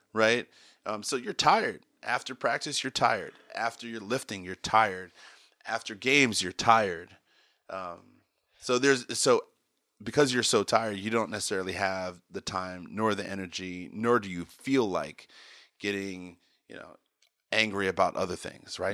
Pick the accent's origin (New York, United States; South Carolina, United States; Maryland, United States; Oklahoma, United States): Maryland, United States; Potomac; also born or lived in California; I grew up in Maryland, Potomac, Maryland